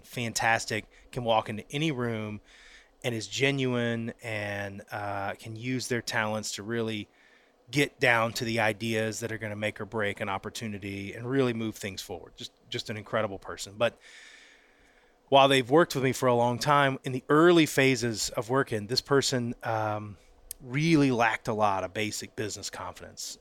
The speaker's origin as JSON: {"language": "English", "town": "Pensacola", "region": "Florida", "country": "United States", "tie": "born or raised there", "said": "I grew up in Pensacola, Florida"}